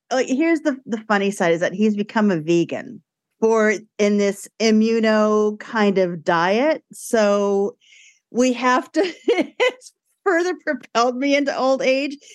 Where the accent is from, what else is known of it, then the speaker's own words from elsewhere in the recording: Brooklyn, New York, United States; grew up in Brooklyn. My parents were not from Italy, they were from Brooklyn, but it was still very, very Italian in our house